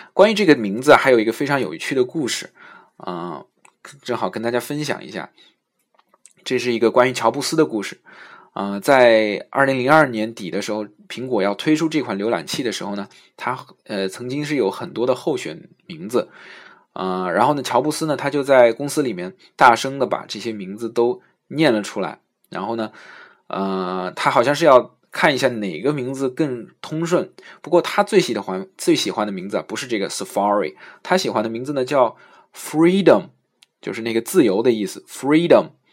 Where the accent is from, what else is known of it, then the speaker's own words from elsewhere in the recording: China; 是我们中国人发音特别难的一个音